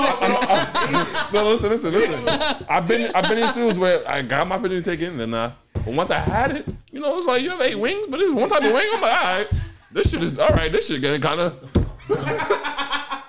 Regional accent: New York City, New York, United States; we're from Brooklyn.

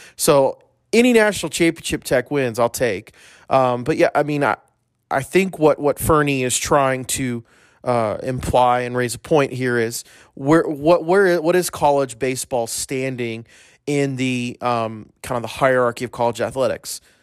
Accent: United States; as an American

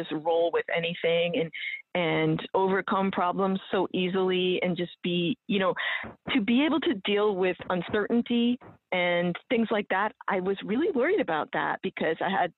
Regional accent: New England, United States; I'm from New England, and we're also pretty buttoned up compared to the rest of the United States

